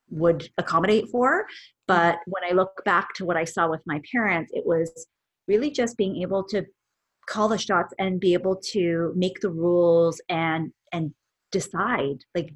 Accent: Vancouver, British Columbia, Canada; I am born and raised here in Vancouver, Canada

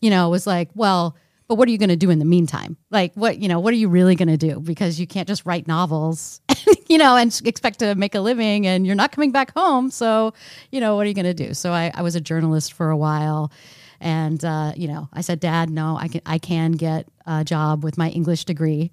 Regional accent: Texas, United States; I grew up in Texas

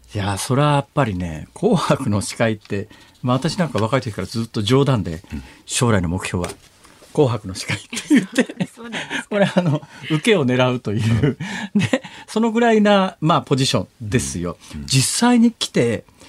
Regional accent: Saitama, Japan; 私は埼玉県だから

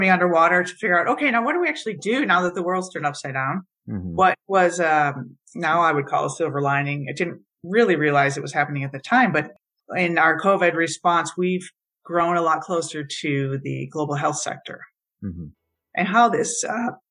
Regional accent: Michigan, United States; I grew up in Michigan taking water for granted

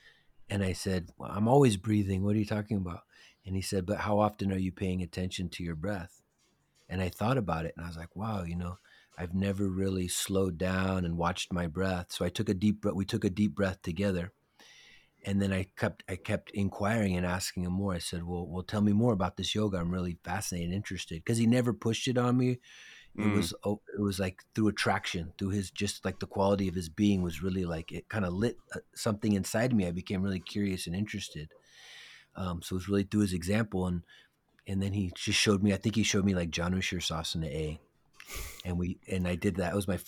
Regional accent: San Francisco, California, United States; born there; Yes, I was born in San Francisco.

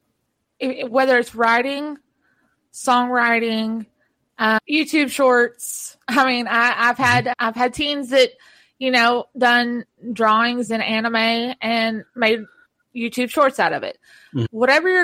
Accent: the South, United States; I'm from the South.

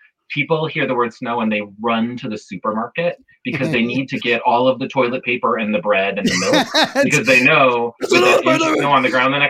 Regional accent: Grand Island, New York, United States; moved away as an adult; now in Washington, D.C., United States; I'm from Grand Island, so life on the pork chop. But I've been here actually. Stacie and I moved here the same year in 2003.

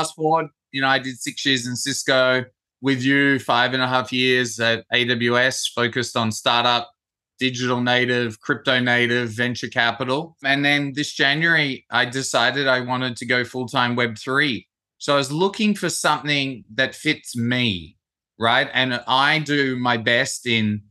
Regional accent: Perth, Western Australia, Australia; I grew up in Perth

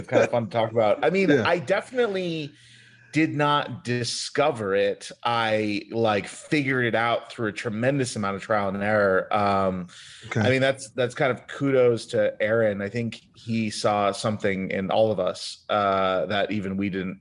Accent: Seattle, Washington, United States; also born or lived in Chicago, Illinois; I grew up in Seattle

